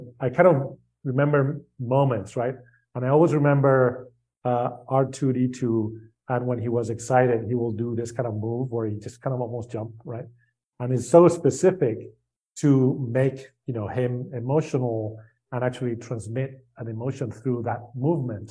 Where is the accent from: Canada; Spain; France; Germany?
Spain; I grew up in Spain